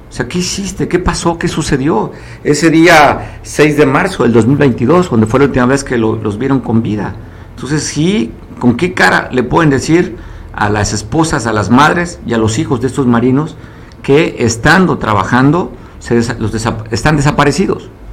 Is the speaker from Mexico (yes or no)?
yes; Mexico; todos somos mexicanos, vivimos en el mismo país, más de 130 millones que nacimos en este país